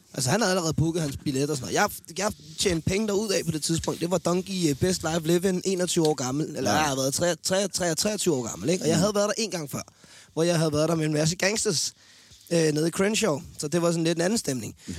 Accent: Denmark; jeg er en sportsmand fra Danmark

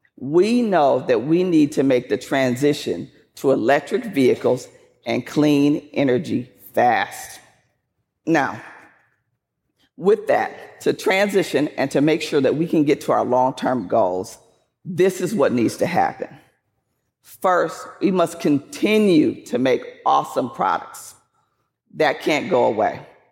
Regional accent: Flint, Michigan, United States; I grew up in Flint, Michigan

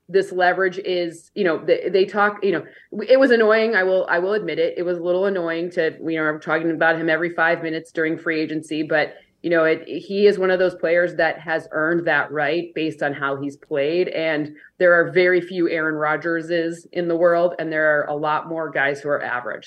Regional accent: Michigan, United States; I'm from Michigan

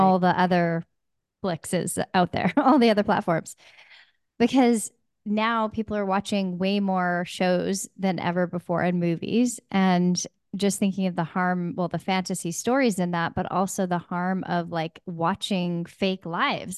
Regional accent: Pacific Northwest, United States; I'm from the Pacific Northwest

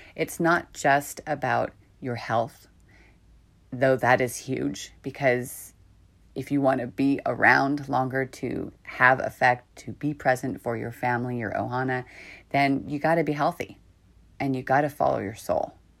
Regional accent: San Francisco, California, United States; also born or lived in Marin County, California; I've lived here I grew up here. I was born in San Francisco, a very different energy to here up north

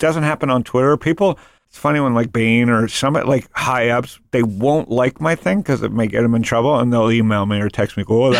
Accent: Canada; I'm Canadian and not a tech person

